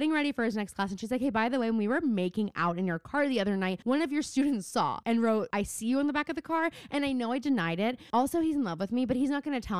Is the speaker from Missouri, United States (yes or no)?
no; Mount Lebanon, Pennsylvania, United States; I grew up in Mount Lebanon